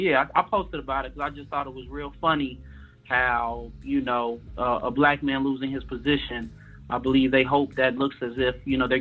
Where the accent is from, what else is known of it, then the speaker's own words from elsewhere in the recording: Chicago, Illinois, United States; I'm from Chicago